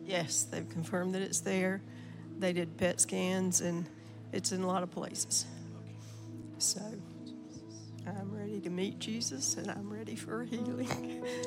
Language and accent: English; McRae, Georgia, United States; I'm from McRae, Georgia